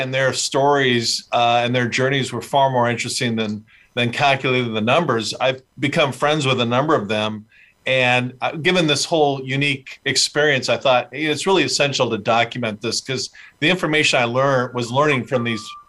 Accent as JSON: {"language": "English", "town": "Fullerton", "region": "California", "country": "United States", "tie": "born or raised there", "said": "I was born in Southern California, a little town called Fullerton."}